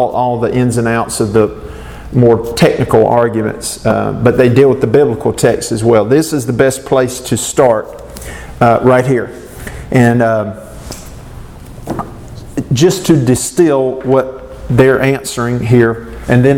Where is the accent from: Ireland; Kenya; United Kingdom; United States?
United States; Southern Nash County, Eastern North Carolina; Southern Nash County is where I'm from